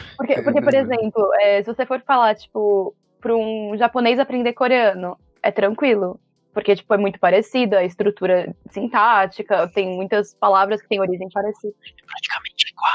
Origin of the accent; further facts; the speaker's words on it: Brazil; para mim, que sou brasileira